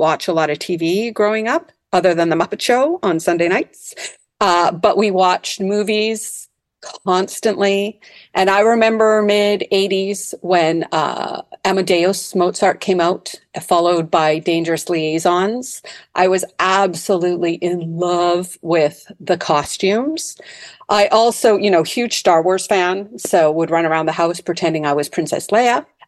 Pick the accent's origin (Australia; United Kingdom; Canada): Canada; North Delta, British Columbia; Yes, I grew up in North Delta, actually.